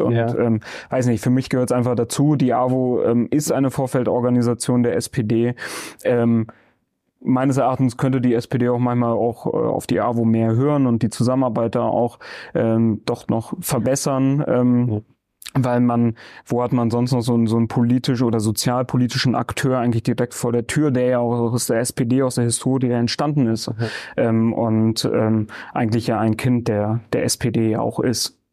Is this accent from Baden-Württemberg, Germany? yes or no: no; Bremen, Germany; ich bin hier im Gröbling im Diako geboren. Ja. Ja, bin seitdem nicht rausgekommen